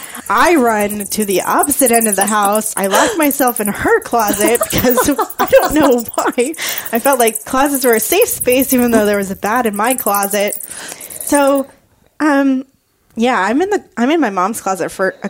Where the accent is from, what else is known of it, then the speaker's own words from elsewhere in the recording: Florida, United States; I grew up in Florida